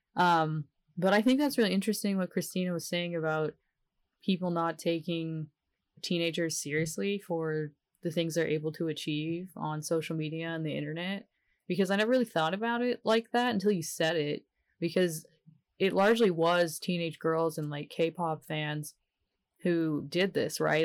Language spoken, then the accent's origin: English; the South, United States; I am from the South and it's hard to learn how to love yourself here